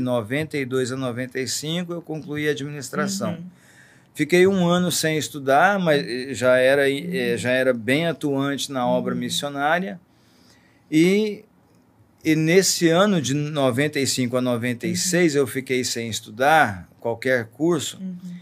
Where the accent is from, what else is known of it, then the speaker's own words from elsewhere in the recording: Joviânia, Goiás, Brazil; moved away; also born or lived in Belo Horizonte / Cesarina; sou goiano, então, vivendo no interior de Goiás, na cidade de Joviânia